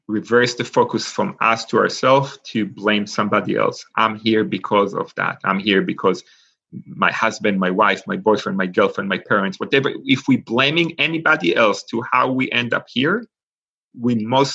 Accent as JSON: {"language": "English", "country": "Israel", "tie": "born or raised there", "second_language": "English", "moved": "yes", "lives_now": "Pittsburgh, United States", "said": "I grew up in Israel. And for those of us that know anything about Israel, beside what the news show, I grew up in a kibbutz"}